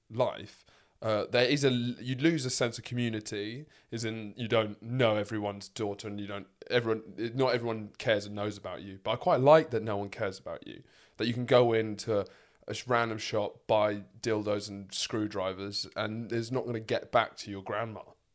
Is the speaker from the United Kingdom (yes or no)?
yes; London, United Kingdom; also born or lived in Sussex; This is the thing, is I grew up in London, I've lived most of my life in Sussex